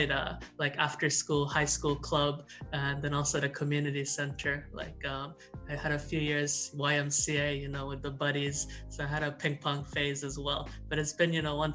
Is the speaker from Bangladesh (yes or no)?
yes; Dhaka, Dhaka Division, Bangladesh; also born or lived in Malaysia; I grew up in Dhaka, in Bangladesh